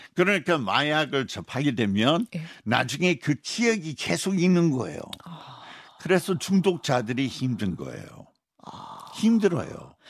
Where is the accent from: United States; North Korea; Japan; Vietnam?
United States; Utah; Korean is a second language; moved away as an adult; now in South Korea; 우리 고향 유타주인데